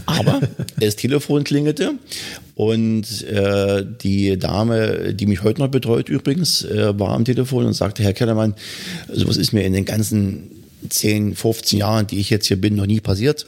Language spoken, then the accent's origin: German; Bautzen, Saxony, Germany; also born or lived in Hannover; now in Wittichenau, Germany; Ich komme ja eigentlich aus Bautzen